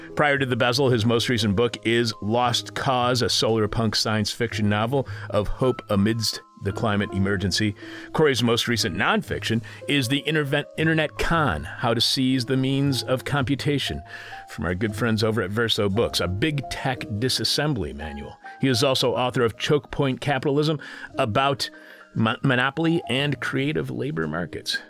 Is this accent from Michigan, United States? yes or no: yes; southeastern Michigan, United States; in my home state of Michigan, southeastern Michigan, actually where I was born and raised.